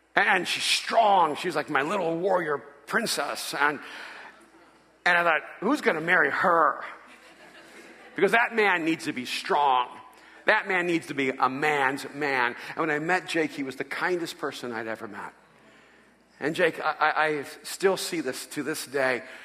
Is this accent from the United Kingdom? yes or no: no; El Salvador; moved away; I'm from El Salvador. And I'm a Latino